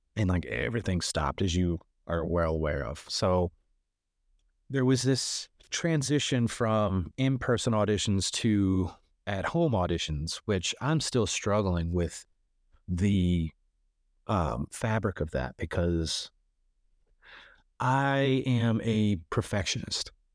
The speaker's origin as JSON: {"language": "English", "region": "Kentucky", "country": "United States", "also_born_or_lived": "Chicago", "moved": "as an adult", "said": "originally I'm from Kentucky, so I'm from a very small town in Kentucky"}